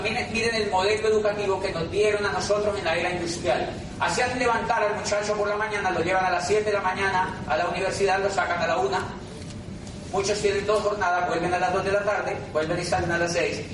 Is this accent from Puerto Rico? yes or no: no; Colombia; hice un tránsito hacia el 2% de la población colombiana a través de la educación